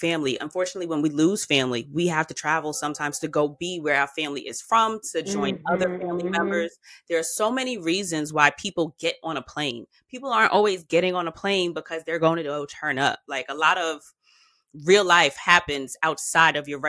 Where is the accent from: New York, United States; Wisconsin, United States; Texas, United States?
New York, United States; as a New Yorker